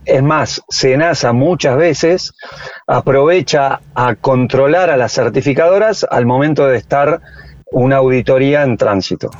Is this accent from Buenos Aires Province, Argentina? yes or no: yes; General Las Heras, Buenos Aires Province, Argentina; acá en mi pueblo, en general Las eras